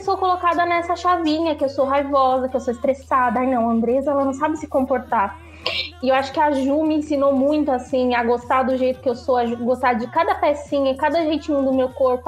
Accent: Bahia, Brazil; eu sou nordestina, né? Eu sou baiana.

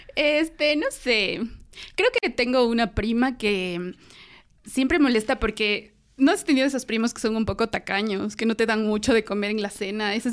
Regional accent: Ecuador; como ecuatorianos

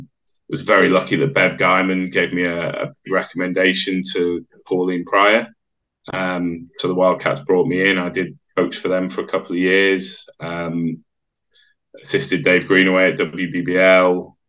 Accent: Wallasey, North West England, United Kingdom; born there; I was born in Croke Park Hospital in Wallasey, which is near Birkenhead on the Wirral. Okay. I don't have the accent because my mum's from down south

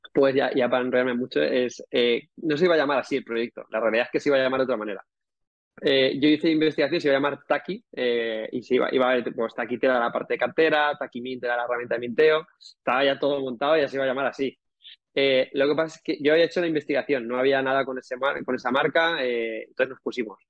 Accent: Calpe, Valencian Community, Spain; yo también soy de, soy de Calpe, soy de los moros y cristianos

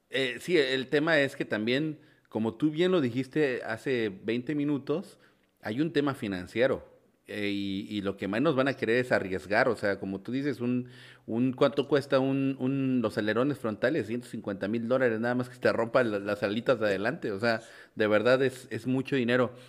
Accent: Mexico; un mexicano como yo

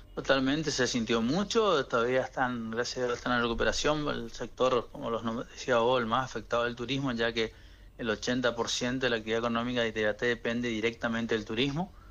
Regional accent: Itá Ibaté, Corrientes, Argentina; un amigo de la infancia acá de la localidad

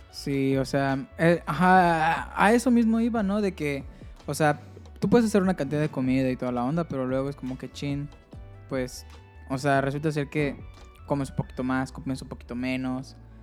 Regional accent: Mérida, Yucatán, Mexico; moved away as an adult; yo soy de Mérida y tuve que venir aquí

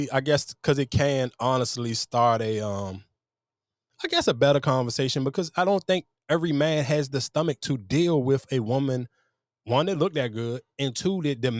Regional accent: Florida, United States; I'm from Florida. He from New York.

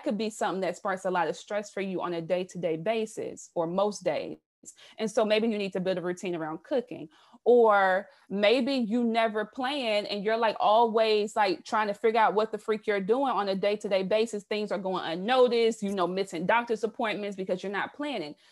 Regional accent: South Carolina, United States; moved away as an adult; now in Baltimore, United States; I'm originally from the South. I'm a Southern girl, born and raised in South Carolina.

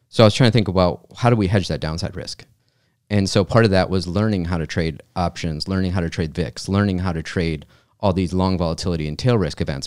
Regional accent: Michigan, United States; I grew up in Michigan

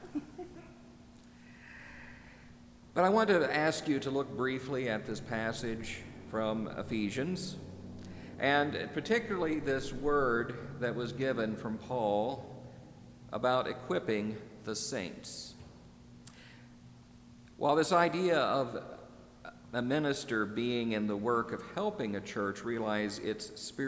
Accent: Midwest, United States; moved away; also born or lived in Northeast US; growing up in the Midwest

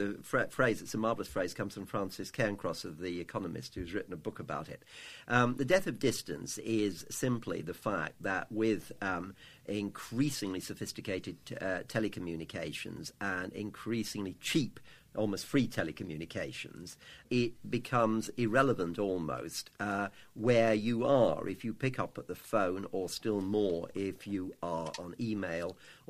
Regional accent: London, United Kingdom; Well, I actually

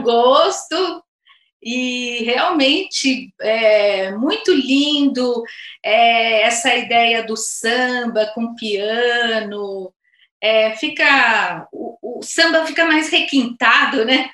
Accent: São Paulo, Brazil; moved away as an adult; now in Jundiaí, Brazil; Eu também vim para cá, sou paulistana e há 20 anos que eu estou aqui

